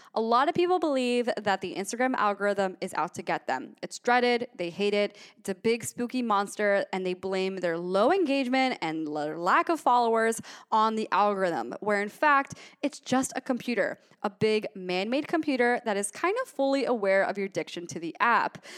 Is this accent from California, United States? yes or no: no; Gainesville, Florida, United States; I'm from Gainesville, Florida